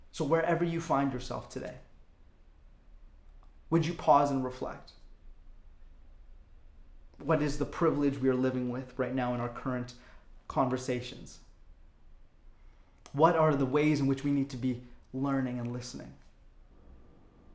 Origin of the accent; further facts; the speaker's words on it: Calgary, Alberta, Canada; I was born in Calgary